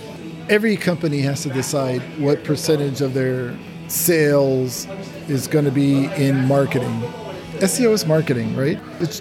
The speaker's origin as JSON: {"language": "English", "country": "United States", "moved": "as an adult", "lives_now": "Japan", "said": "I was just like, I'm an American, okay?"}